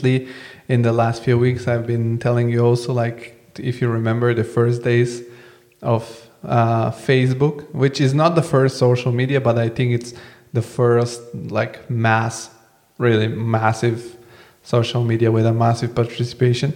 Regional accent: Bulgaria; I come from Bulgaria, so I'm like born in the 80s, although I'm born in the 90s

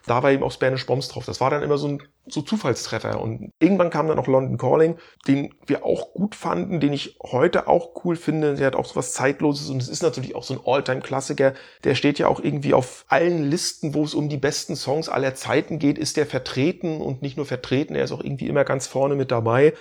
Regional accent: Stralsund, Mecklenburg-Vorpommern, Germany; aus meiner Heimatstadt

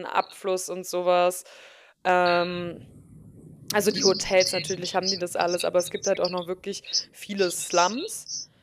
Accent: Germany; mit was für einem krassen Status wir halt auch äh, als Deutsche aufwachsen

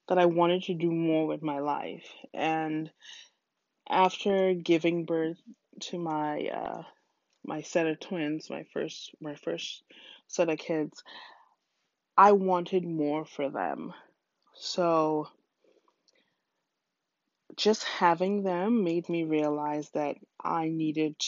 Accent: Trinidad & Tobago; moved away as an adult; now in United States; my home country of Trinidad

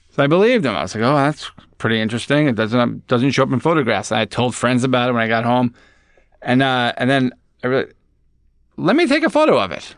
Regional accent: Long Island, New York, United States; I grew up on Long Island

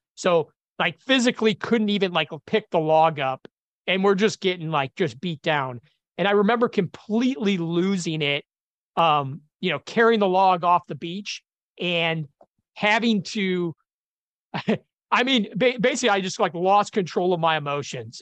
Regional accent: Chicago, Illinois, United States; I grew up in Chicago, uh, blue collar community

